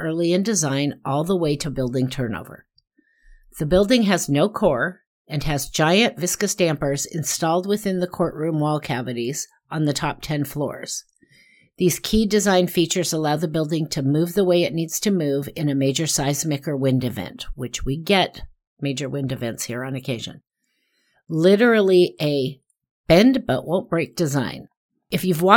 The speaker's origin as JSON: {"language": "English", "town": "Portland", "region": "Oregon", "country": "United States", "tie": "born or raised there", "said": "my hometown, downtown Portland, Oregon"}